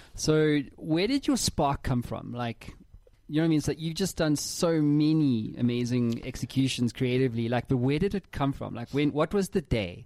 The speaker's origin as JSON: {"language": "English", "town": "Cape Town", "region": "Western Cape", "country": "South Africa", "moved": "yes", "said": "we're both from Cape Town"}